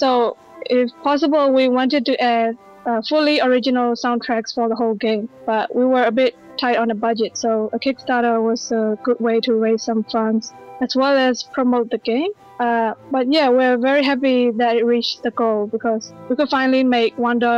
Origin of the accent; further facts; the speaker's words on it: Myanmar; Yeah, I'm from Burma as well.